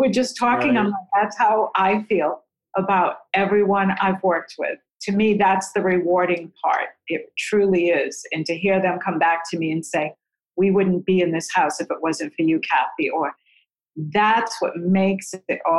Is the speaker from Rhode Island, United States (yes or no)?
yes; Rhode Island, United States; moved away as an adult; now in Sarasota, United States; I grew up in Rhode Island